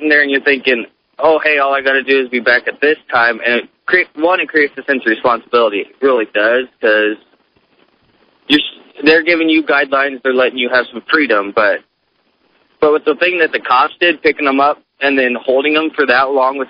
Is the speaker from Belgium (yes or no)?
no; Council Bluffs, Iowa, United States; I grew up in Counts Bluffs